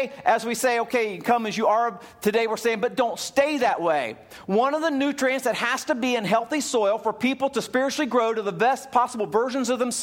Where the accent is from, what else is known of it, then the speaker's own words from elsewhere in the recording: Ohio, United States; When I was a little kid, growing up in Ohio, we lived out in the hillside